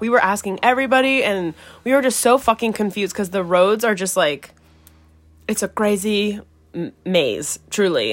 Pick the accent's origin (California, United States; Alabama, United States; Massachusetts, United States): California, United States; San Diego; I'm also from San Diego, so we're both from San Diego